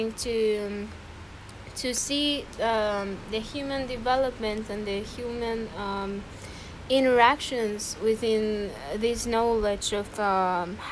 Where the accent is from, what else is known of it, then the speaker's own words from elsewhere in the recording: Xalapa, Veracruz, Mexico; I am from Jalapa, Veracruz, Mexico